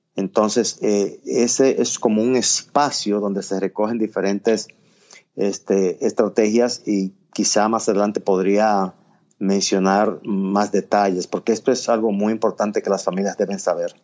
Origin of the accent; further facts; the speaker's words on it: Puerto Plata, Dominican Republic; also born or lived in Miami; now in Nashville, United States; nací y crecí en Puerto Plata, es una provincia de la costa norte de la República Dominicana